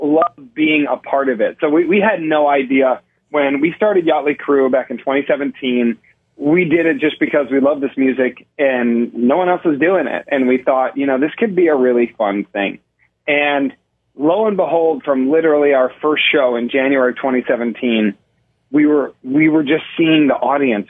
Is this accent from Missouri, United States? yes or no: no; Buffalo, New York, United States; now in Los Angeles, United States; I'm originally from Buffalo, New York.